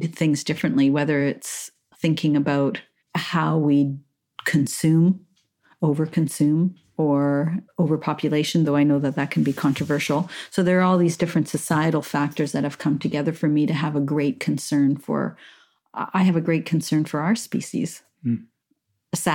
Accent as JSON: {"language": "English", "town": "Montreal", "region": "Quebec", "country": "Canada", "tie": "born or raised there", "said": "I grew up in Montreal, pretty urban environment"}